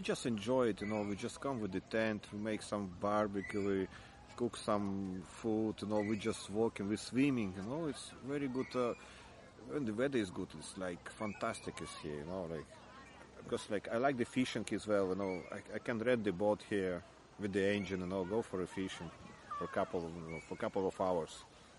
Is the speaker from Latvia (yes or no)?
yes; Jurmala, Latvia; English is a second language; moved away as an adult; now in Ireland; I come from Latvia, from Jurmala. It's like beside the capital city of Riga. I'm living here already 22 years.